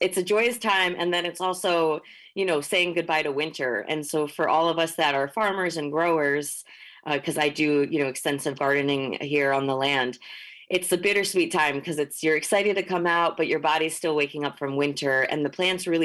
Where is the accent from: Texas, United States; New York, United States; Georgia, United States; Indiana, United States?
New York, United States; Hudson Valley; moved away as an adult; also born or lived in Northern California; I grew up in the Mahicantuck Valley, which is commonly known as the Hudson Valley